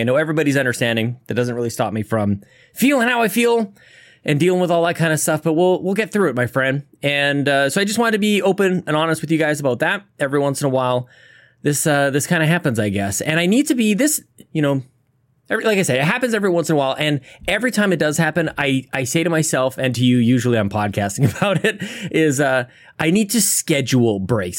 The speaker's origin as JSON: {"language": "English", "country": "Canada", "said": "As a Canadian, we say"}